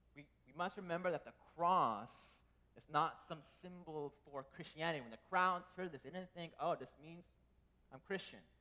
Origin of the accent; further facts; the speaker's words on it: United States; As a Korean American growing up in America